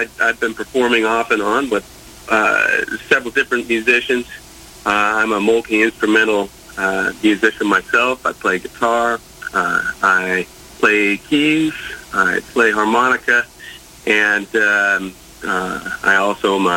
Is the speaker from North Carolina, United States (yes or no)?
no; Portland, Oregon, United States; I was born and raised in Portland, Oregon.